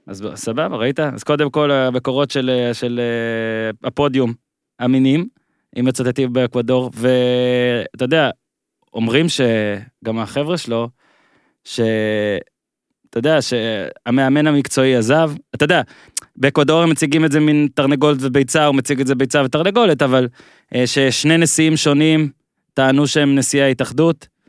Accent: Northern Israel, Israel; אני בצפון, היה לנו רק ערוץ אחד

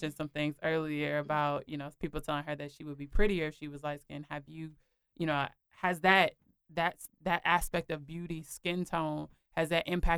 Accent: Minneapolis, Minnesota, United States; I'm from Minneapolis, Minnesota. So in Minneapolis, growing up there

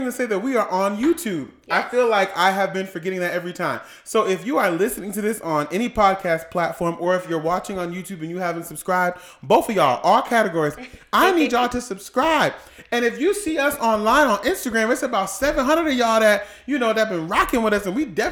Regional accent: Massachusetts, United States; moved away; I'm from Massachusetts

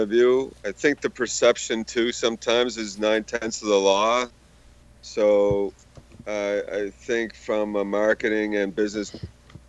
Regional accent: United States; now in Canada; I'm American, so I go back to the States

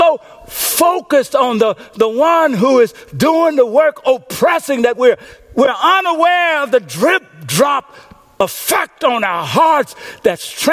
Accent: Louisiana, United States; When I was a little boy growing up in Coachella, Louisiana, we lived in a house

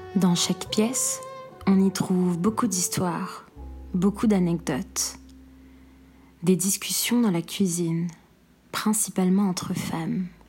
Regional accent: Algiers, Algiers Province, Algeria; moved away; la ville qui m'a vu naître et grandir

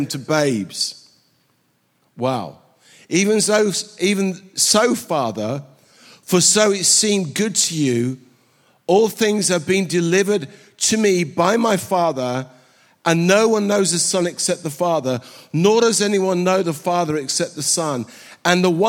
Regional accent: England, United Kingdom; moved away as an adult; also born or lived in Southern California / Ghana / Sweden / South Carolina; now in Sweden / South Carolina, United States; I was brought up in England

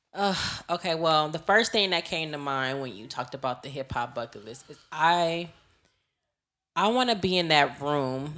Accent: Los Angeles, California, United States; I'm from the West. I'm from L

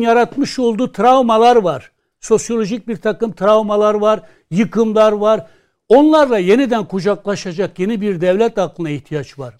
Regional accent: Kurdish regions, Turkey; ben Kürdüm. Ben şu an Kürtçemi rahatlıkla konuşamıyorum

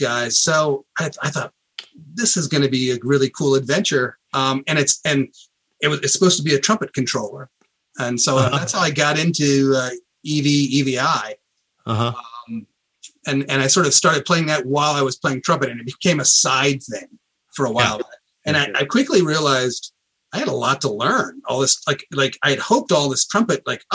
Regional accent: Columbia, Missouri, United States; I grew up in this university town

